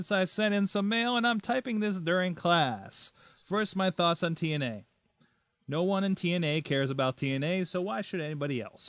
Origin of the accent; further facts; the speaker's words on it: Canada; I'm Canadian.